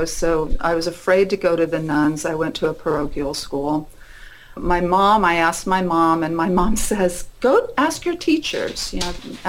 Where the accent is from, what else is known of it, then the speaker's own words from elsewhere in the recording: Muncie, Indiana, United States; I was raised in Indiana, a little town called Muncie, Indiana